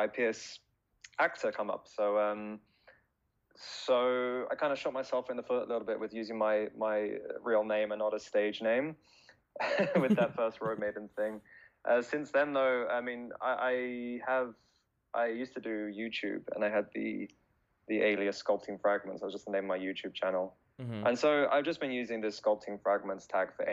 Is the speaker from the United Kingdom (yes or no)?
yes; Brighton, South East England, United Kingdom; moved away as an adult; now in Japan; I'm from a small town in the south of England called Brighton. It's about an hour south of London. So I spent the first 25 years of my life there